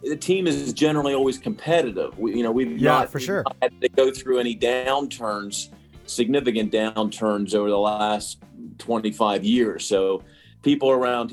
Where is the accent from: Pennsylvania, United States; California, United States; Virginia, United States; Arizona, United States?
Pennsylvania, United States; Pittsburgh; I'm born and raised in Pittsburgh, so I've been here my whole life.